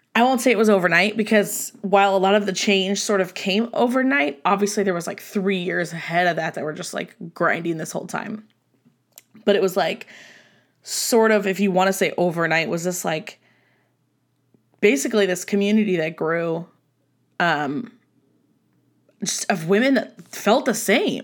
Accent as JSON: {"language": "English", "region": "Southern California", "country": "United States", "tie": "born or raised there", "moved": "as an adult", "lives_now": "Nevada, United States", "said": "I was born and raised in Southern California"}